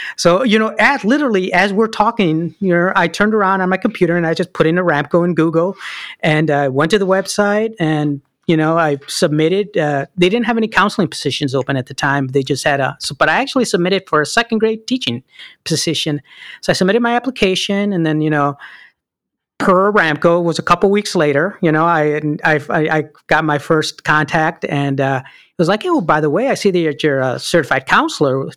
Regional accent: Chicago, Illinois, United States; English is a second language; moved away as an adult; born and raised in Chicago, Illinois

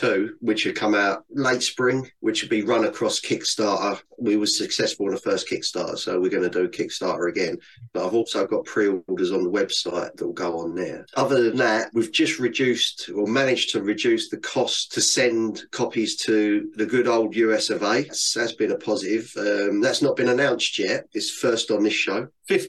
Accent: London, United Kingdom; For me, definitely growing up in London, because from an early age, the first thing you do is learn how to swear.

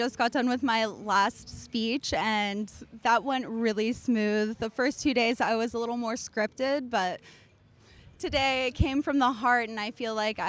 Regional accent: Bethel, Alaska, United States; I'm from Mamtachaisluk, also known as Bethel, Alaska.

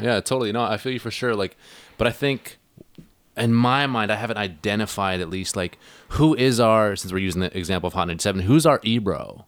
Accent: Hornby Island, Vancouver Island, British Columbia, Canada; now in Vancouver, Canada; I'm from Hornby Island, right? I'm from Vancouver Island, as you guys know.

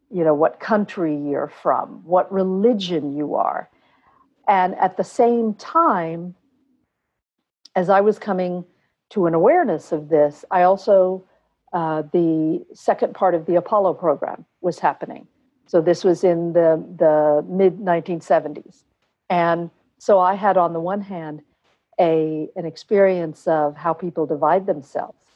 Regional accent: Bangalore, Karnataka, India; born there; So I'm full Indian. Uh, I was born in Bangalore, India, and my parents are Indian.

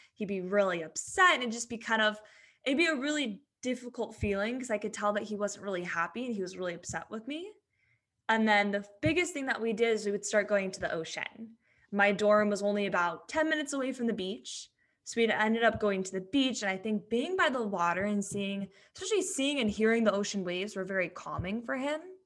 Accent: San Diego, California, United States; I am born and raised in San Diego. Don't think I'll ever leave here.

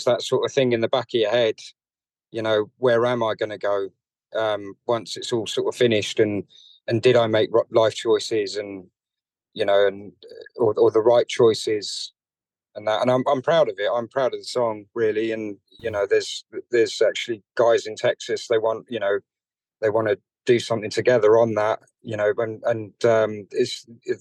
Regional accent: London, United Kingdom; So I grew up in North London to Irish parents

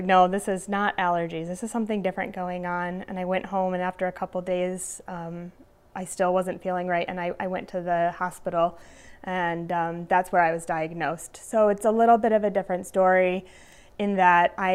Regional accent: Glens Falls, New York, United States; now in Delmar, United States; I am from Glens Falls, New York. I currently live in Del Mar, just outside of Albany

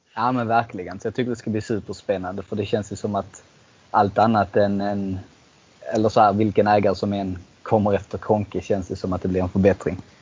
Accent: Eslöv, Skåne, Sweden; jag är ju själv från Eslöv

